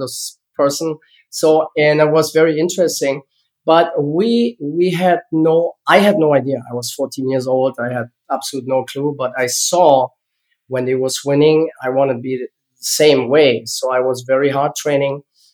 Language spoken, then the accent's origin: English; Germany; English is a second language; moved away as an adult; now in United States; So I was born in East Germany, and I grew up in East Germany